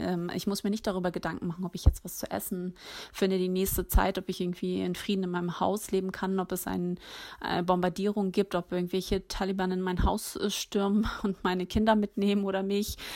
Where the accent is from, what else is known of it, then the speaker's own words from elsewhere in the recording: Hamburg, Germany; in Hamburg geboren und aufgewachsen, lebe hier